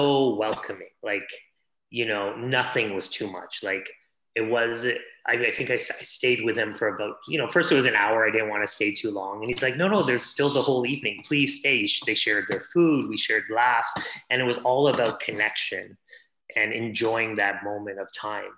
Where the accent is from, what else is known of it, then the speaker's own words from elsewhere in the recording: Hamilton, Ontario, Canada; also born or lived in India; I was born in India, but I was brought up in Canada. So, you know, brought up outside of Toronto in a steel town called Hamilton